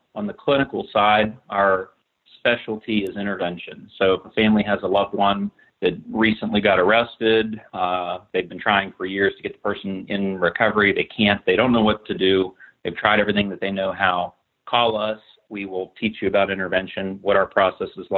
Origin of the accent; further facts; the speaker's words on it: Morgantown, West Virginia, United States; also born or lived in Pittsburgh; I was born in Morgantown. I grew up here